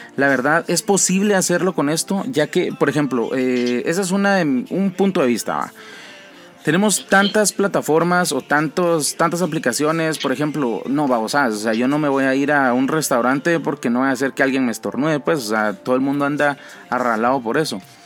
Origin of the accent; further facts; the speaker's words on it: Guatemala; nosotros como guatemaltecos